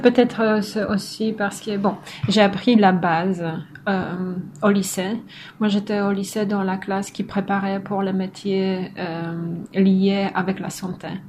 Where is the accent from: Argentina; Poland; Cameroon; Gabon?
Poland; Kartuzy, Pomeranian Voivodeship; French is a second language; moved away as an adult; also born or lived in Poznań / France; now in Montreal, Canada; je viens du nord de la Pologne, d'une petite ville de 20 000 habitants qui s'appelle Kartuzy